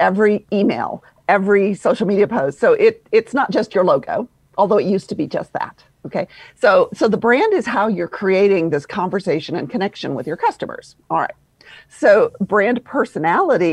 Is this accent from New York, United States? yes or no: no; Louisville, Kentucky, United States; accent: Southern drawl; moved away as an adult; now in Atlanta, United States; I'm originally from Louisville, Kentucky